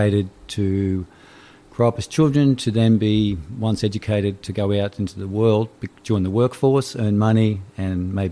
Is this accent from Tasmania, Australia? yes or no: no; Brisbane, Queensland, Australia; I'm from Brisbane